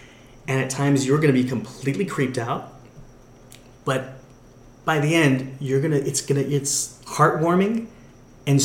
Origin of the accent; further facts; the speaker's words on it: Orange County, California, United States; I grew up in Orange County